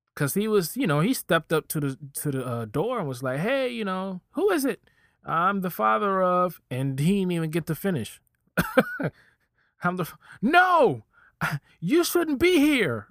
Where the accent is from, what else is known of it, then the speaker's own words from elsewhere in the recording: Virginia, United States; I'm from Virginia.